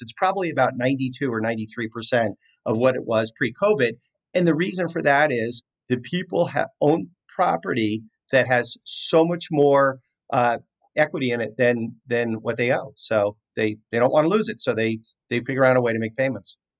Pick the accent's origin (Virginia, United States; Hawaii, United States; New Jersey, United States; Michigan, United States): New Jersey, United States; now in California, United States; I grew up in New Jersey